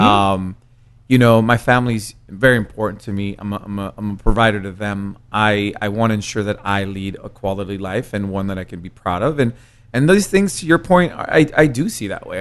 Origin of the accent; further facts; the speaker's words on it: San Francisco, California, United States; English is a second language; moved away as an adult; also born or lived in Mexico; now in East Coast, United States; growing up in San Francisco